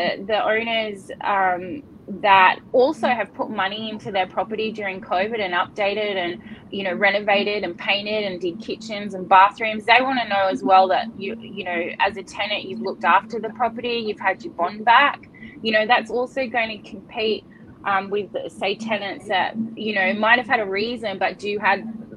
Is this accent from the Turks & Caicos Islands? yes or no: no; Northern Beaches, New South Wales, Australia; being born and bred on the Northern Beaches